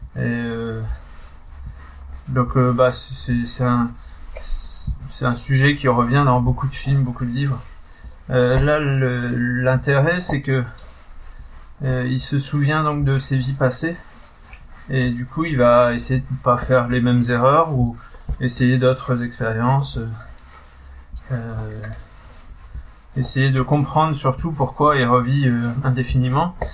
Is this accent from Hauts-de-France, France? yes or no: yes; Pas-de-Calais, Hauts-de-France, France; je suis du Pas-de-Calais